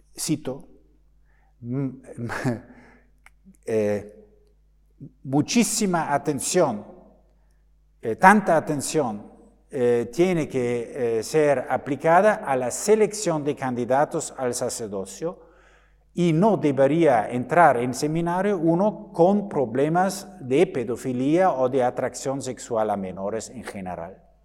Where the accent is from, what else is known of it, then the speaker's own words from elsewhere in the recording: Germany; Spanish is a second language; en mi país, en Alemania